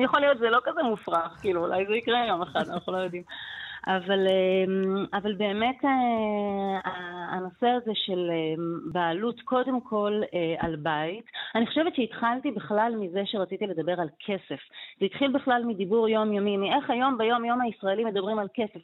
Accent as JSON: {"language": "Hebrew", "country": "Israel", "said": "אני גם באה מקיבוץ"}